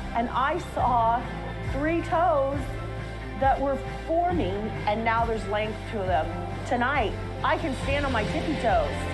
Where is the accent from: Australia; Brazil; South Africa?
South Africa; moved away as an adult; now in Dallas-Fort Worth, United States; I am a South African MAGA preacher